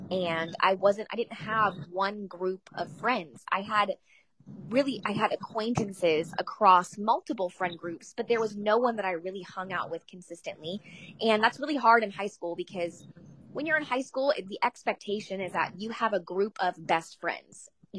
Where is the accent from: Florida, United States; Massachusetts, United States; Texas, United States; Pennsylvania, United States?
Florida, United States; Jacksonville; Jacksonville, Florida.